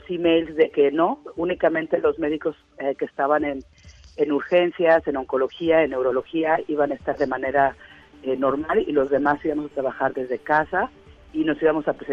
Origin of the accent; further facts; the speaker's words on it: Mexico; now in United States; no hemos recibido nada de parte de la embajada nosotros como mexicanos aquí.